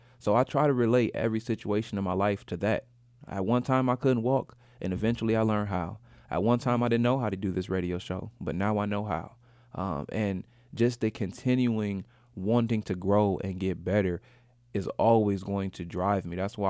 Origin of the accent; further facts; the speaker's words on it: Grand Rapids, Michigan, United States; I'm originally from Grand Rapids, Michigan, and I've featured in my hometown like 3 times.